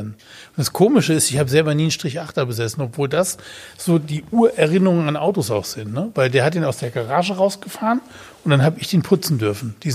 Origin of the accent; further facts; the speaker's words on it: Betzdorf, Rhineland-Palatinate, Germany; Also gut, als ich Kind war, ähm, bin ich aufgewachsen in Betzdorf, ähm, Betzdorf im Siegerland oder am Rande